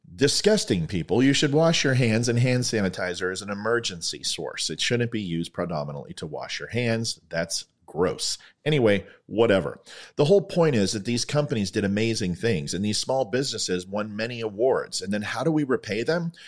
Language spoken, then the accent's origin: English; Ventura, California, United States; now in Purcellville, Virginia, United States; My current hometown, also my hometown in Ventura, California